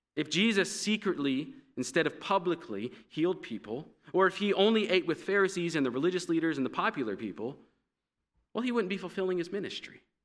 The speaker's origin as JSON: {"language": "English", "country": "United States", "said": "being an American"}